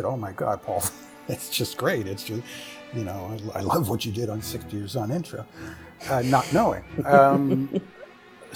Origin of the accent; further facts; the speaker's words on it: United States; as an American